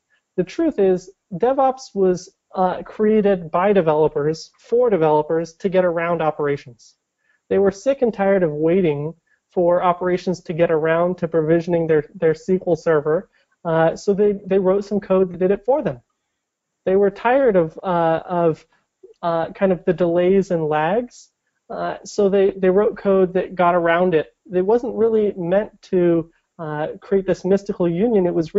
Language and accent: English; Portland, Oregon, United States; I grew up in around Portland.